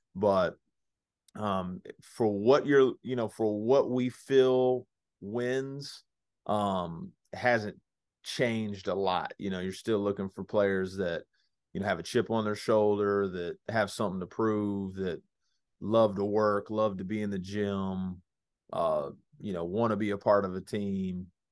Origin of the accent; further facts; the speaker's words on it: Dallas, Texas, United States; growing up in the Dallas Metroplex area